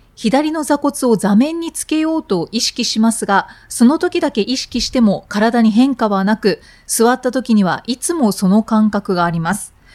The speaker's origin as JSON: {"language": "Japanese", "region": "Miyazaki", "country": "Japan", "tie": "born or raised there", "said": "私が地元が宮崎なので。"}